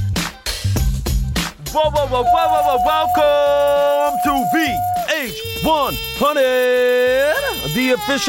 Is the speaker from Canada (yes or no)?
no; Pennsylvania, United States; moved away; also born or lived in Long Island, New York; I was born in Long Island. And then I was raised in Pennsylvania, and then I came back here